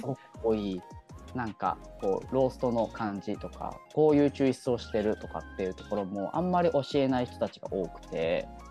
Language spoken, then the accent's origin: Japanese; Chigasaki, Kanagawa, Japan; moved away as an adult; also born or lived in Melbourne, Australia / Tokyo; 茅ヶ崎、僕がやっぱ住んでた、育った町で